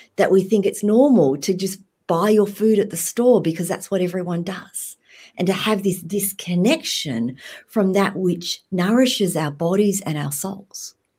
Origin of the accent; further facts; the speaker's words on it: Australia; moved away as an adult; also born or lived in Vietnam; now in Alaska, United States; growing up in Australia, I never felt quite Vietnamese enough, and I also never felt quite Australian enough.